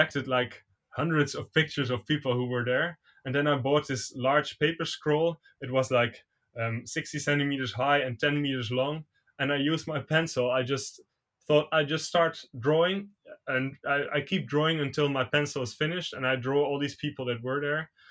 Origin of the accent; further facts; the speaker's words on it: Netherlands; also born or lived in Caen, France; I was born in France, in Caen, in Normandy. Mm-hmm. And then when I was only like about 1 year old, we moved to the Netherlands